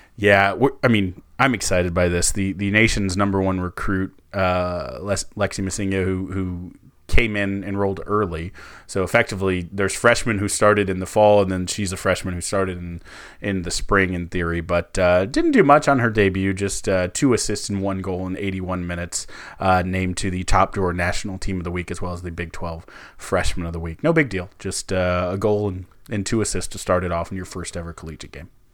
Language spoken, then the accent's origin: English; United States; we're, we're American